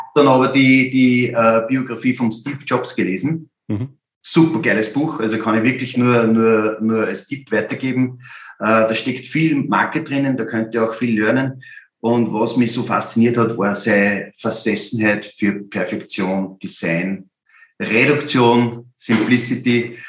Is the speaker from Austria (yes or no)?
yes; Upper Austria, Austria; als Oberösterreicher